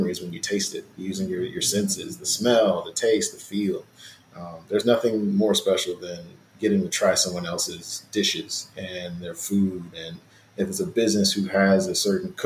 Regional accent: Mississippi, United States; I'm from Mississippi and I always think about my grandmother's chicken and dumplings.

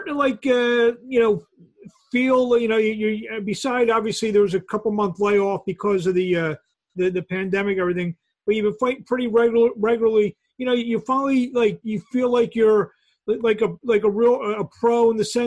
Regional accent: Philadelphia, Pennsylvania, United States; I'm from Philadelphia, and I actually kind of, I worked the fight in Philadelphia you had in January.

